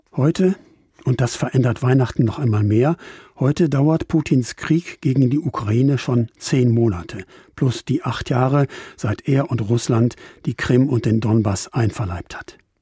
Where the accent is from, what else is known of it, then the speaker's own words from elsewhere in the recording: Trier, Rhineland-Palatinate, Germany; Bei uns in Trier wollen evangelische und katholische Christenmenschen das schon vormittags um elf feiern